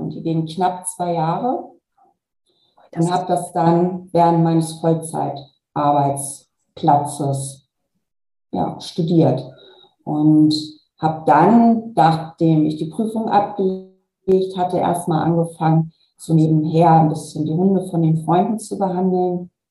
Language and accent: German; Kiel, Schleswig-Holstein, Germany; Also ich bin eine Kieler Sprotte, ich bin dann beruflich nach Hamburg gegangen für diesen Konzern und bin dann nochmal nach Braunschweig gegangen und da habe ich mich tatsächlich nicht wohl gefühlt, weil mir dort das Meer unwahrscheinlich gefehlt hat.